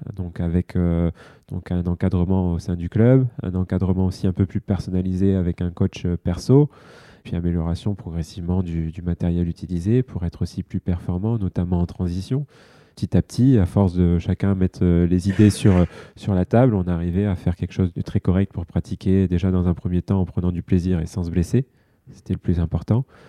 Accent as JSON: {"language": "French", "country": "France", "said": "en tant que Français"}